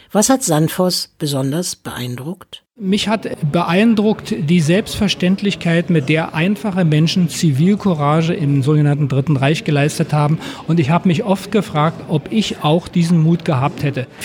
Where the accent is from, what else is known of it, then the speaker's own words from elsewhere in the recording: Berlin, Germany; obwohl man als Berliner natürlich auch einiges kennt